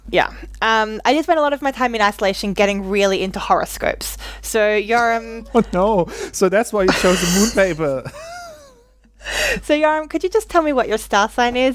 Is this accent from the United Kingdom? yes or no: no; Australia; I'm Australian